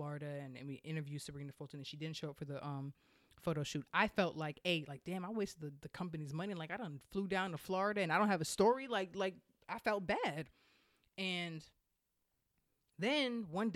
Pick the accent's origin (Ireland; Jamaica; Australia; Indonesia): Jamaica; I'm Jamaican.